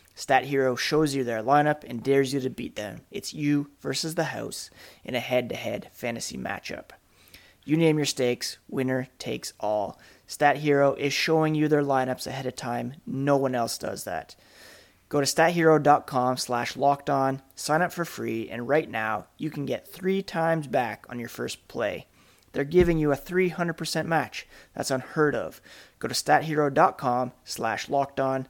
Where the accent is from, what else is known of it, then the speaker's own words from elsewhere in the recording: Ottawa, Ontario, Canada; I grew up in Ottawa